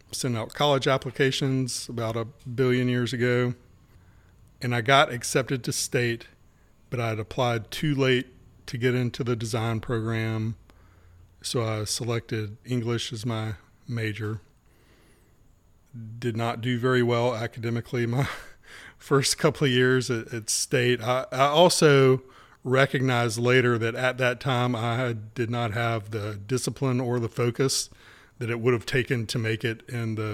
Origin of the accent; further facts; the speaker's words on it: Wilmington, North Carolina, United States; born and raised in Wilmington.